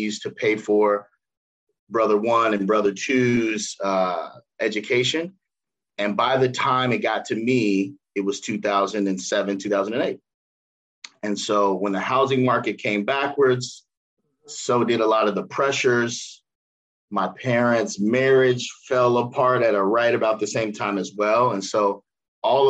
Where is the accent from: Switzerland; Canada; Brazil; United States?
United States; Cincinnati, Ohio; I born and raised in Cincinnati, middle class, both my parents working